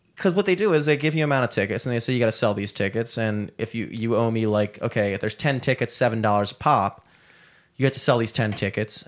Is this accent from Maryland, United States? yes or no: yes; Towson, Maryland, United States; growing up in Towson